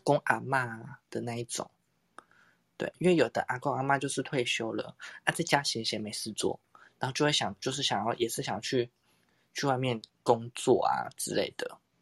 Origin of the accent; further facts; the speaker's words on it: Tainan, Taiwan; 我是台南人嘛，因为台南不是有很多那种巷弄的那种很小间的古宅式的咖啡厅嘛